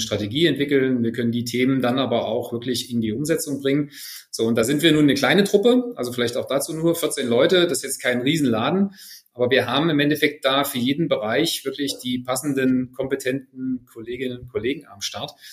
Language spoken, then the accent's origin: German; Friedrichroda, Thuringia, Germany; 77 ist schon ein paar Tage her, in Friedrichroda geboren.